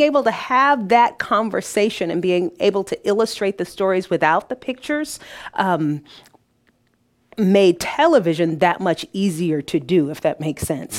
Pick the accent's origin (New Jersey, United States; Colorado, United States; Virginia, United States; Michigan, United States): Michigan, United States; Detroit; now in Peoria, United States; Detroit is where I was born.